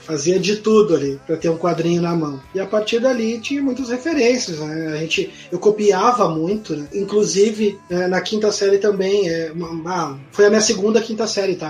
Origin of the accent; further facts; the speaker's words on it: Vila Santa Rosa and Viamão, Rio Grande do Sul, Brazil; na quinta série, logo que a gente se mudou da Zona Norte, ali da, da Vila Santa Rosa para Viamão